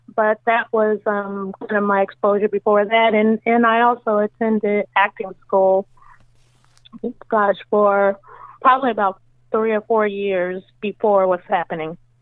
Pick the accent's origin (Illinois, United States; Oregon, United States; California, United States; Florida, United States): California, United States; moved away as an adult; also born or lived in New York; now in Virginia, United States; I was born in New York, and I lived there until I was nine years old, and then I moved to California, of course, to do the show and I lived out there, gosh, my entire life.